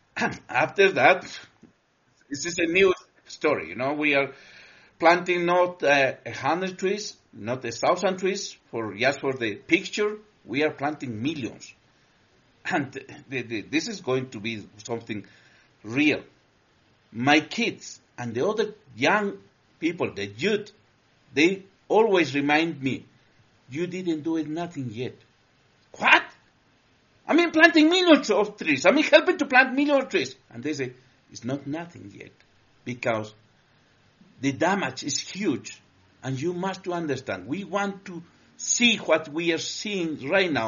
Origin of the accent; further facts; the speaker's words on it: Cusco, Peru; we come from the Andes. Uh, we we uh, basically we are based on Cusco, Peru, the center of the world